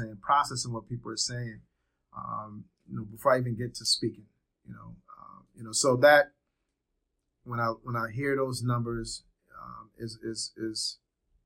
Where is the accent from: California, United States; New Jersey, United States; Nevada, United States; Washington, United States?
New Jersey, United States; Trenton; moved away as an adult; also born or lived in Liberia; now in Georgia, United States; lived in Trenton, New Jersey when I came to this country. Grew up in Trenton, New Jersey.